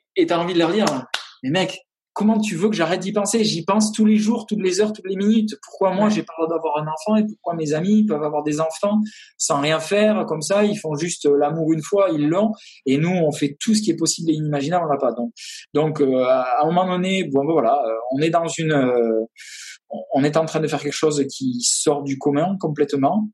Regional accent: half Landes, half Basque Country, Nouvelle-Aquitaine, France; moved away as an adult; now in Austin, United States; je suis originaire du sud-ouest, euh, à moitié les Landes, à moitié le Pays Basque

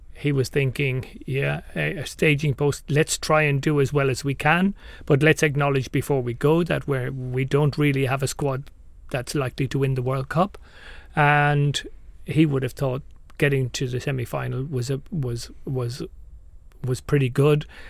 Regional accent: Ireland; I'm Irish

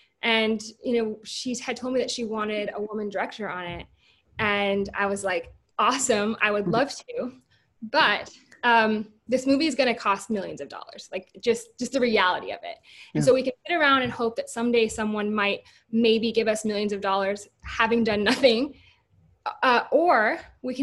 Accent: South Dakota, United States; moved away; I'm originally from South Dakota

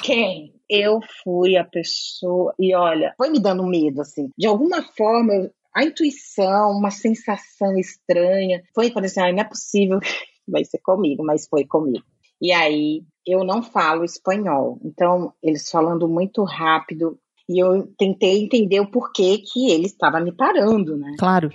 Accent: Brazil; moved away as an adult; now in Netherlands; hoje eu moro na Holanda. sou brasileira e tudo mais, mas hoje eu moro na Holanda

